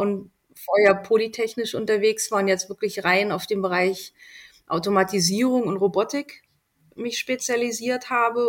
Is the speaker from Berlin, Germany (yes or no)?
yes; Berlin, Germany; moved away as an adult; also born or lived in Helmstedt, Lower Saxony / Göttingen; now in Austria; Ich äh, komme aus Berlin, bin in Helmstedt geboren, also Niedersachsen, und mit drei Jahren dann nach Berlin. Ich fühle mich auch als Berlinerin